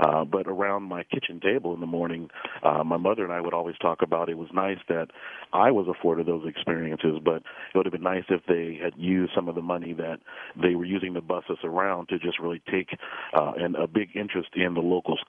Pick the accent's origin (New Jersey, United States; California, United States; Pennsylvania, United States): California, United States; Los Angeles; You know, it's the story dates really back to the fifth grade when I was a very young man. I was part of the initial busing that happened in Los Angeles.